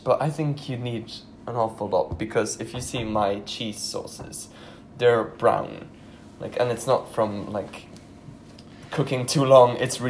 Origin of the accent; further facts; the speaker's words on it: Austria; No idea what German noodles are since I'm from Austria.